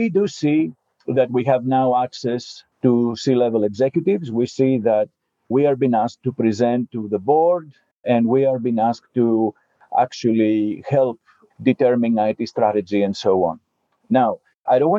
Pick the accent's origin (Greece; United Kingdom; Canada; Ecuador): Greece; moved away; I was born in Greece.